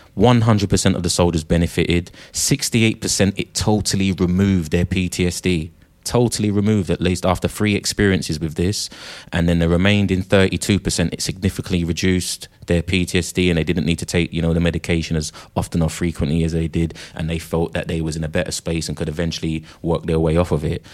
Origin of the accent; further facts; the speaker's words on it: United Kingdom; 30,000 of us from the UK